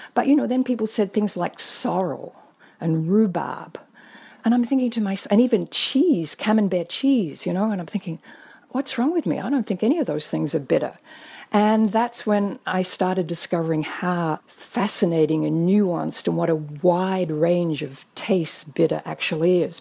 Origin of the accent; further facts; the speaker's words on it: Australia; I grew up in Australia.